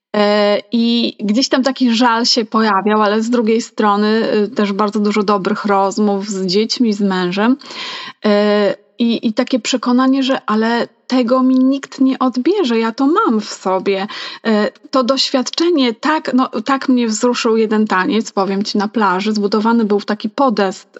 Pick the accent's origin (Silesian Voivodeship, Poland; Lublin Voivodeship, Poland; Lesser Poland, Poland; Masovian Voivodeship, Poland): Masovian Voivodeship, Poland; Ja jestem z Mazowsza